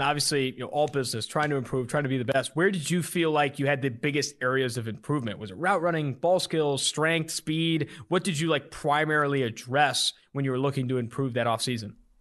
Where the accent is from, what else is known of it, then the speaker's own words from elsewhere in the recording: West Coast, United States; now in Cincinnati, United States; I'm also from the West Coast